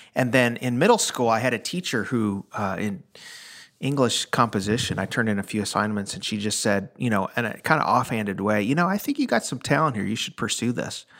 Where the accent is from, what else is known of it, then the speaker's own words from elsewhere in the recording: Chicago, Illinois, United States; now in Nashville, United States; I'm from the Chicago area